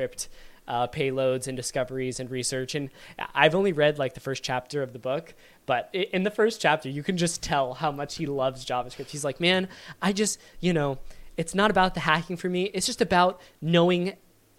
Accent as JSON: {"language": "English", "region": "Virginia", "country": "United States", "said": "I'm from Virginia and I say y'all"}